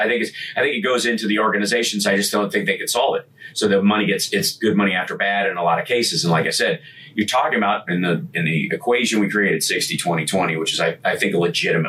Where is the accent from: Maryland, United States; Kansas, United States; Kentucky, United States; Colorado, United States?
Kentucky, United States; And since I grew up in Kentucky, there were a lot of those kids.